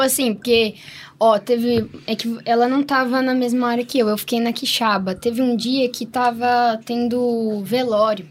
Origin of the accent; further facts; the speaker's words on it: Paraná, Brazil; a gente é paranaense